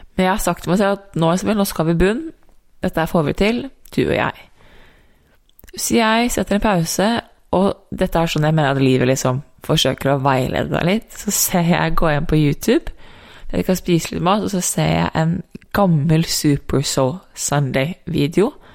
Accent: Norway; moved away as an adult; also born or lived in United States

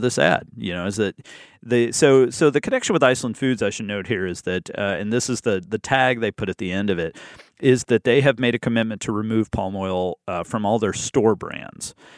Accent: Birmingham, Alabama, United States; I started in my hometown in Birmingham, Alabama

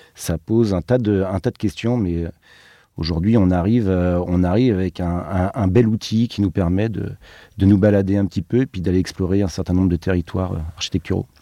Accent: Brittany, France; nous on vient de Bretagne

